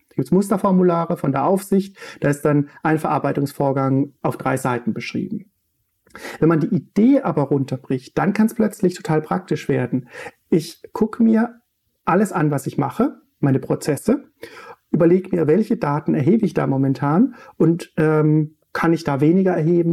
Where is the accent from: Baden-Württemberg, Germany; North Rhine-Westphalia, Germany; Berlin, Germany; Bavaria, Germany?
Baden-Württemberg, Germany; Untergrombach; moved away; wo ich herkomme, äh, in Untergrombach äh, auf dem Michaelsberg